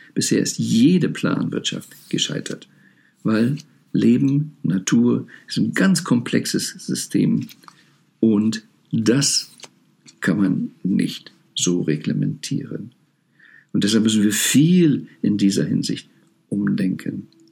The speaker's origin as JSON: {"language": "German", "region": "Rhineland", "country": "Germany", "tie": "born or raised there", "said": "ich bin im Rheinland aufgewachsen"}